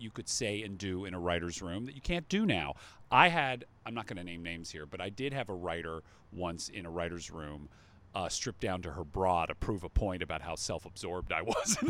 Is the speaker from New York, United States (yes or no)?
no; Atlanta, Georgia, United States; I'm a Jew from the Atlanta suburbs, and I practically rushed the stage.